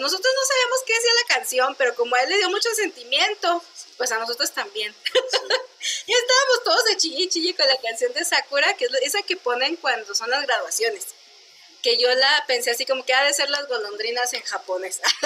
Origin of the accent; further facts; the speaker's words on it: Chihuahua, Mexico; soy de aquí de Chihuahua.